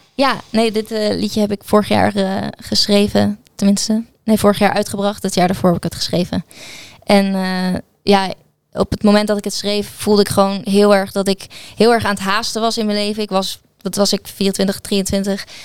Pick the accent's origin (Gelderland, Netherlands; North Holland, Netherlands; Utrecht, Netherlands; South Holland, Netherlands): South Holland, Netherlands; Gouda; ik ben geboren en getogen in Gouda